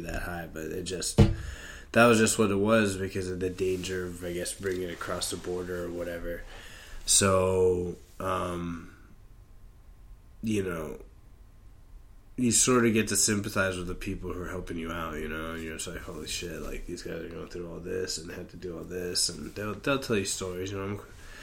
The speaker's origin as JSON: {"language": "English", "country": "United States", "said": "I'm just an American"}